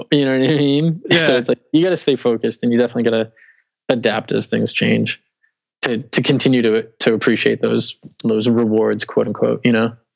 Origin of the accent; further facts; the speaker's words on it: Weymouth, Massachusetts, United States; moved away as an adult; also born or lived in Dorchester, Boston; I grew up in Weymouth, which is South Shore. It's like okay. 10 15 minutes from Boston